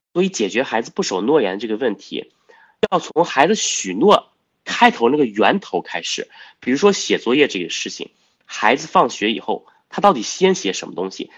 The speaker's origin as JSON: {"language": "Chinese", "country": "China", "said": "我们中国人有一诺千金，啊，我们有这样的传统"}